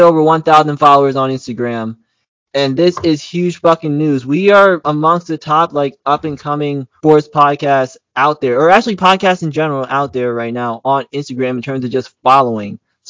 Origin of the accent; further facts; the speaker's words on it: West Palm Beach, Florida, United States; the person who did some growing up in West Palm Beach, Florida, it was a special week for me.